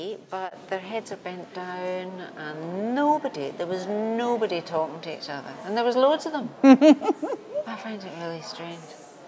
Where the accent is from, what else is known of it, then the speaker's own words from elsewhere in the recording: Scotland, United Kingdom; I'm Scottish.